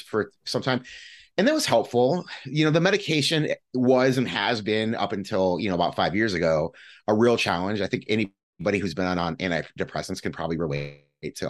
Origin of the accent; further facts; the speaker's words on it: Midwest, United States; also born or lived in Cleveland, Ohio; I'm a Midwesterner and I, have been here for a good chunk of my life